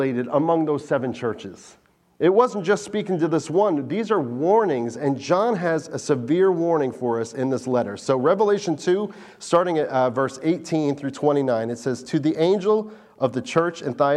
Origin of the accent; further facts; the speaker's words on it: New Jersey, United States; now in Delaware, United States; I was born in New Jersey